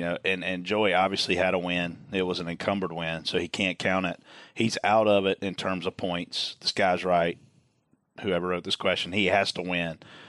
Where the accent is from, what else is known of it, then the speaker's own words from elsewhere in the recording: Pageland, South Carolina, United States; this is my hometown